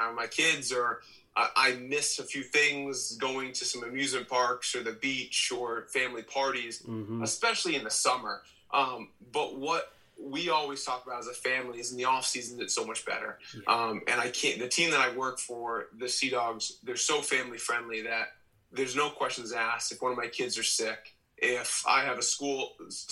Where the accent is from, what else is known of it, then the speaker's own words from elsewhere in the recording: Maine, United States; I'm from Maine. I'm established here